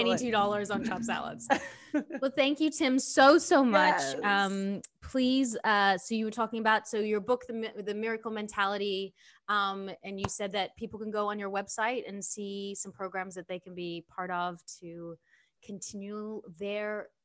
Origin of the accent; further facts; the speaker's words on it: Australia; now in United States; so I came from Australia and came to the States to like start over, right? And I tied up all my money in property in Australia because I was like this child actor.